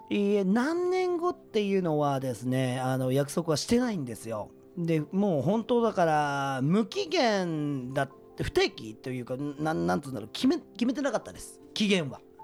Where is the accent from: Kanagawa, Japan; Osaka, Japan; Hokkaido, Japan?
Kanagawa, Japan; Yokohama; also born or lived in Okayama; 僕地元が横浜なんですけども